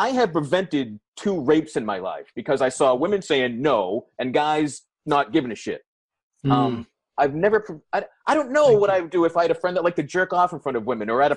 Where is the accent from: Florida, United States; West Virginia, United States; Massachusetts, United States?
Massachusetts, United States; Boston; I'm from Boston